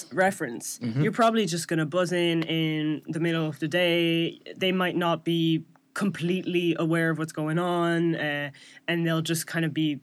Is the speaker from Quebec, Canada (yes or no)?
yes; Montreal, Quebec, Canada; moved away as an adult; now in Ireland; I'm originally from Montreal